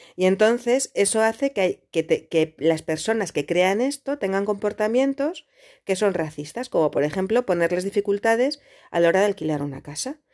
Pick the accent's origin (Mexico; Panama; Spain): Spain; yo soy española